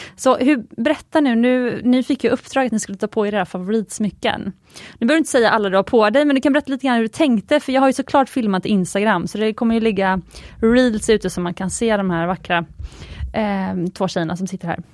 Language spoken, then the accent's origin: Swedish; Gothenburg, Västra Götaland, Sweden; Jag är ju från Göteborg och min mamma har alltid köpt smycken på Jarl Sandin